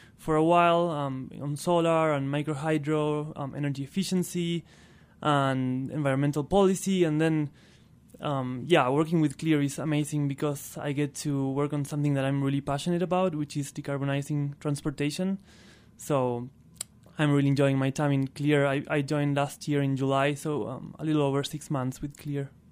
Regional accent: northern Patagonia, Argentina; first language Spanish; English is a second language; moved away as an adult; also born or lived in Buenos Aires; I'm originally from Argentina. I was born and raised there in northern Patagonia

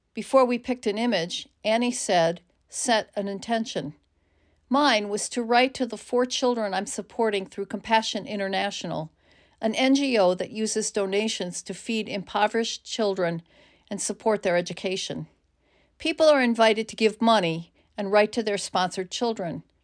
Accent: United States; As an American woman

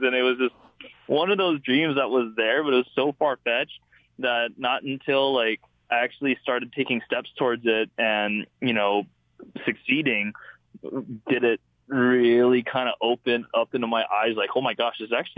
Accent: Wahiawa, Hawaii, United States; born or raised there; moved away

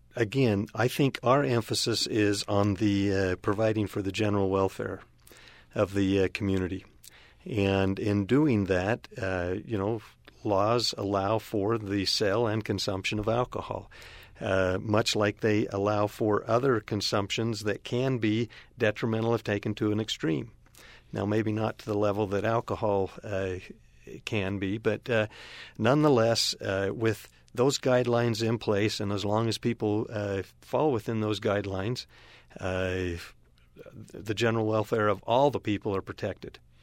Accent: Cedar City, Utah, United States; now in Cache Valley, United States; I grew up in Cedar City

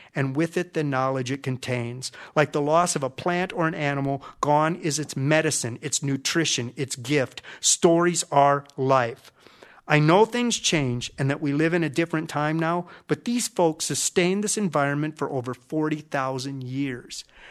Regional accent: Minnesota, United States; I'm from Minnesota, lakes and prairies

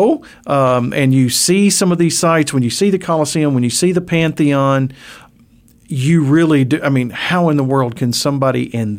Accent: Memphis, Tennessee, United States; now in Arkansas, United States; growing up in Memphis

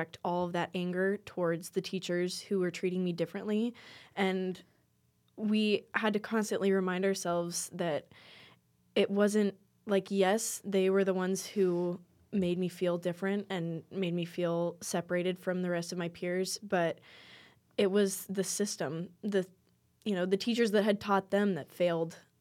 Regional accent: Custer, South Dakota, United States; I'm from Custer originally, and so it's a very tight-knit community.

